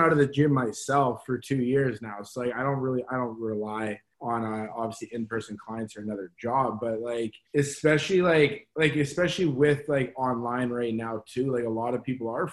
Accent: Calgary, Alberta, Canada; moved away as an adult; now in Kelowna, Canada; I was born and raised in Calgary, like it's where I've always

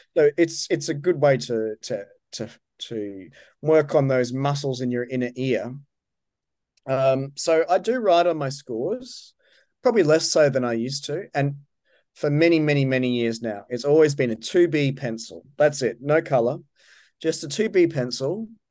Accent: Brisbane, Queensland, Australia; moved away; also born or lived in New York / Manchester; Brisbane, my, my hometown

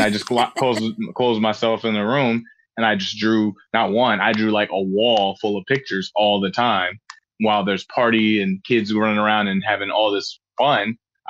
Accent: Frankfurt, Hesse, Germany; also born or lived in Tacoma, Washington; So I was born in Tacoma, Washington, and I was only there for about 2 months, I would say. My dad got restationed in Germany. So around 2 months old, I just literally flew from Tacoma, Washington all the way to Germany. And I lived in Frankfurt, Germany, and Hanau, Budigen

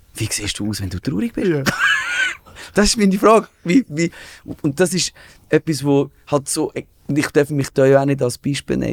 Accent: Switzerland; uns Schweizer

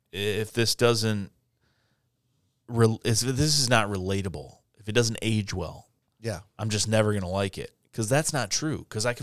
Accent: Ireland; and I'm Irish. And I'm Catholic

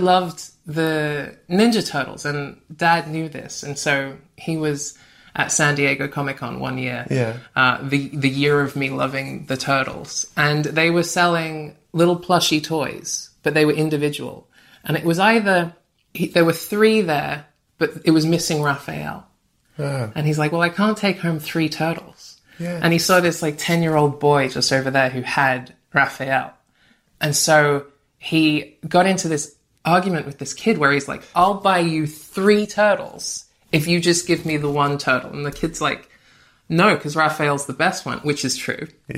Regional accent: Australia; moved away as an adult; also born or lived in Brighton; now in London, United Kingdom; I grew up in Australia

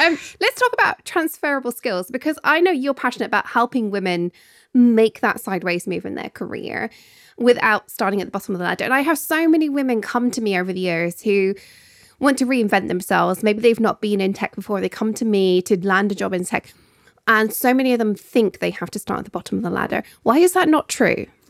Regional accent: Scotland, United Kingdom; As a Scot

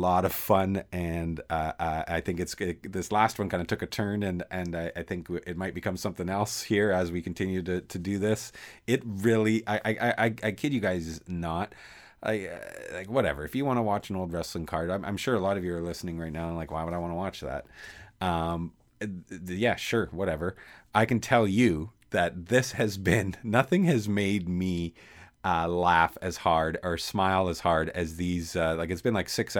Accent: Calgary, Alberta, Canada; I grew up in Calgary, and we used to only get two wrestling shows every Saturday

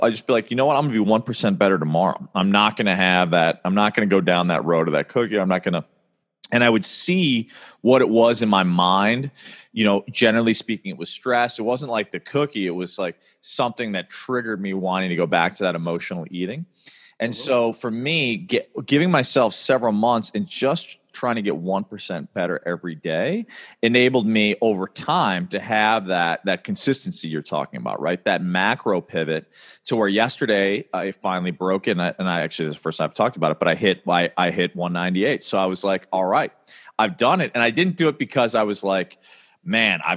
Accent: Chicago, Illinois, United States; I grew up in Chicago

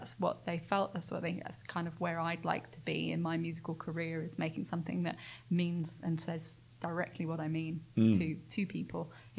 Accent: United Kingdom; I'm British.

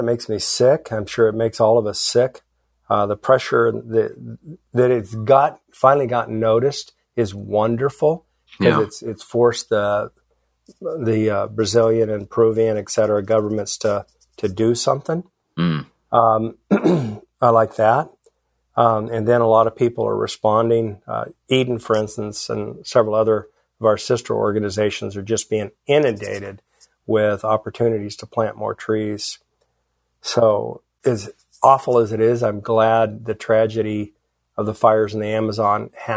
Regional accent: Philippines; moved away; I grew up in the Philippines

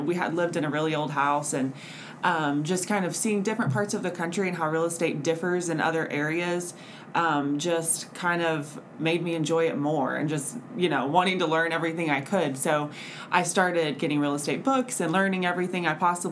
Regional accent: Oklahoma City, Oklahoma, United States; moved away as an adult; I'm from Oklahoma City, and I remember being a little girl. My mom was a real estate agent, and she would take me around to all of her showings

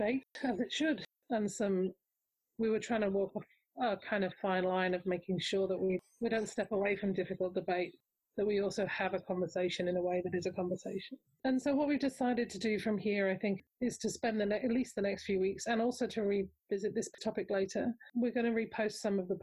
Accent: Australia; I'm Australian

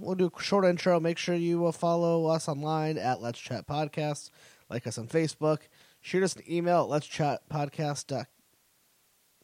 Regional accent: Connecticut, United States; where I'm from Connecticut, and we had Mischief's Night

